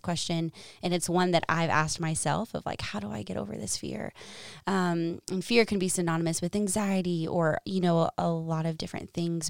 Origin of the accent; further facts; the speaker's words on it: Dallas, Texas, United States; moved away as an adult; also born or lived in Arkansas / San Francisco, California; now in Ames, Iowa, United States; I'm originally from Texas, Dallas, and I went to the University of Arkansas